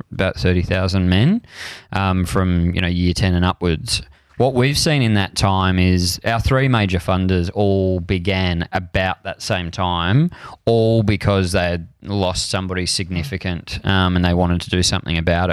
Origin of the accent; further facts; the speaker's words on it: Frankston, Victoria, Australia; I grew up in Frankston and the cricket club was my kind of church of man